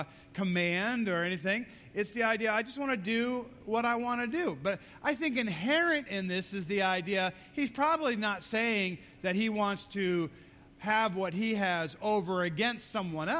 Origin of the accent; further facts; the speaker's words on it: United States; And as an American